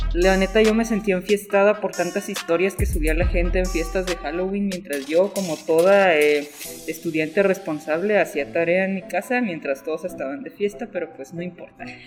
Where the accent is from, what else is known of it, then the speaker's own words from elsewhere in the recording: Mexico; como mexicanos